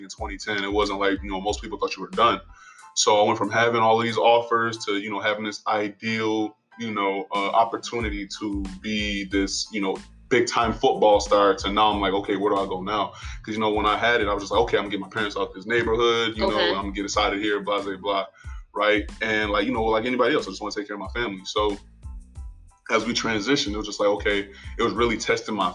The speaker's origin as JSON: {"language": "English", "town": "Buffalo", "region": "New York", "country": "United States", "tie": "born or raised there", "moved": "yes", "said": "I grew up in Buffalo, New York"}